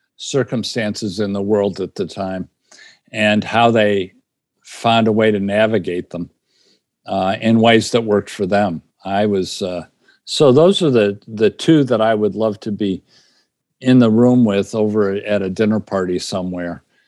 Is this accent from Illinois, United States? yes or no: yes; Illinois, United States; I grew up in Illinois